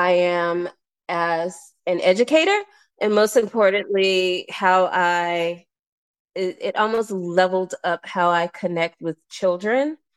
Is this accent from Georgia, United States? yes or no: yes; Atlanta, Georgia, United States; moved away as an adult; also born or lived in Netherlands; now in Denmark; I'm from Atlanta